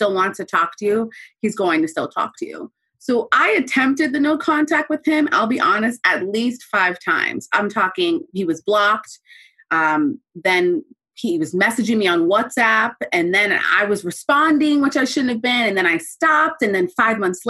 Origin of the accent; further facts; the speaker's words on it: Orlando, Florida, United States; I'm 27 and I'm from Orlando, Florida